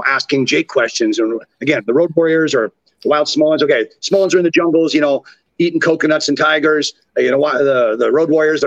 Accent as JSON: {"language": "English", "town": "Orangeville", "region": "Ontario", "country": "Canada", "tie": "born or raised there", "accent": "Canadian", "said": "my hometown of Orangeville, Ontario, Canada"}